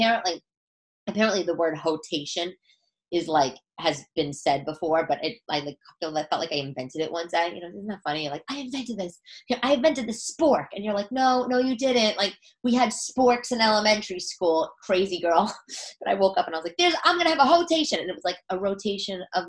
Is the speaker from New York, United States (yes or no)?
yes; New York City, New York, United States; I'm from Staten Island